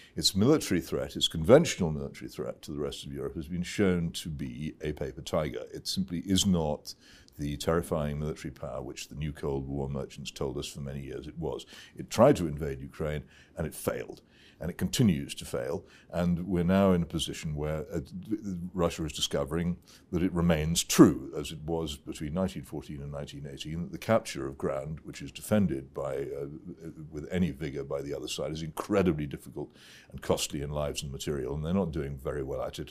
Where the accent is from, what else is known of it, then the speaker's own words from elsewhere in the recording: United Kingdom; as a British citizen